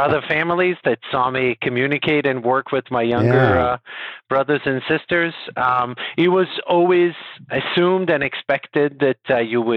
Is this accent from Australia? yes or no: no; Israel; moved away as an adult; also born or lived in Calgary, Canada / San Francisco, United States / San Diego, United States; now in Dallas, United States; originally, I'm from Israel